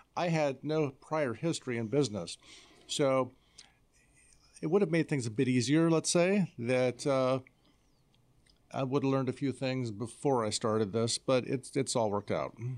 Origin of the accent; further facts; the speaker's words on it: Iowa, United States; I'm from Iowa